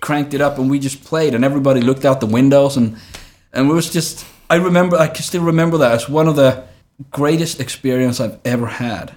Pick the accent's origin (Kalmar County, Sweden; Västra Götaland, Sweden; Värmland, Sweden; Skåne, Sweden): Skåne, Sweden; Trelleborg; moved away as an adult; also born or lived in Colombia; now in Stockholm, Sweden; I grew up in Trelleborg.